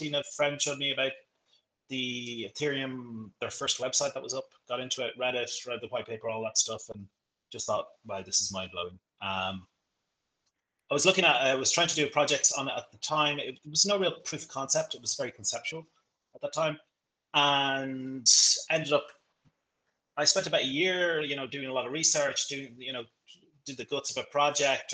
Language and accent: English; Leinster, Ireland; moved away as an adult; also born or lived in Florianopolis, Brazil / Bahia, Brazil; now in Rio de Janeiro, Brazil; I'm from Ireland. I grew up near Dublin, country boy.